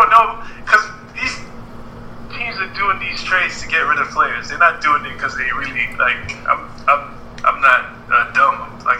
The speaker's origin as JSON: {"language": "English", "country": "Nigeria", "said": "Because I'm Nigerian."}